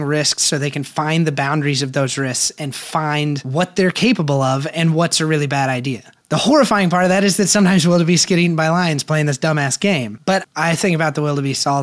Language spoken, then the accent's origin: English; Texas, United States